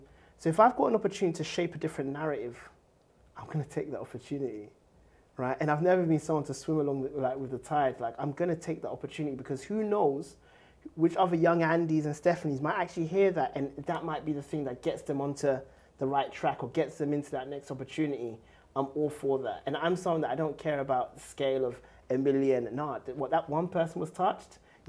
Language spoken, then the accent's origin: English; Ghana; now in United Kingdom; You know, I come from Ghana, who gained independence in 1957